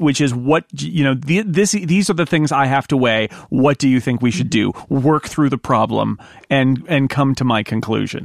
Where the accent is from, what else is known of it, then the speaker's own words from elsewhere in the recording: United States; as an American watching this